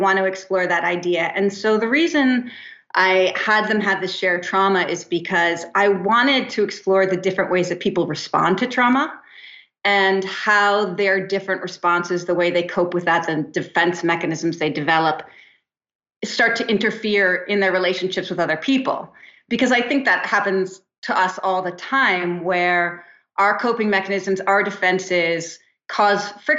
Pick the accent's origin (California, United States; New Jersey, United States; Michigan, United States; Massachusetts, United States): New Jersey, United States; also born or lived in East Hampton, New York; now in Santa Monica, United States